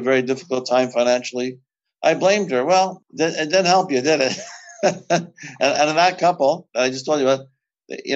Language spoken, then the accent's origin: English; Canada; I'm from Canada. We also speak French here